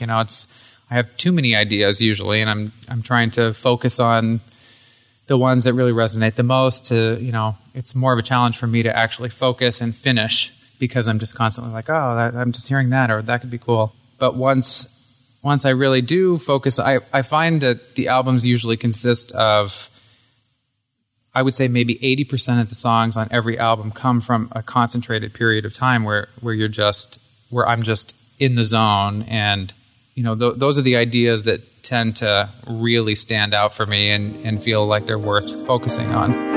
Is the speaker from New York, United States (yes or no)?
no; Hyde Park, Vermont, United States; moved away as an adult; also born or lived in Burlington, Vermont; now in Los Angeles, United States; born and raised in Hyde Park, Morristown area, and I really got my start here in Burlington